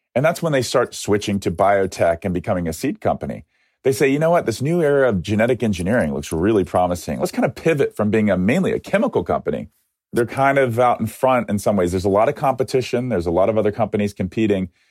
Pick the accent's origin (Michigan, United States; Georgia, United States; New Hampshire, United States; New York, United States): Georgia, United States; Atlanta; moved away; also born or lived in Ohio; the history of Coca Cola which started in my hometown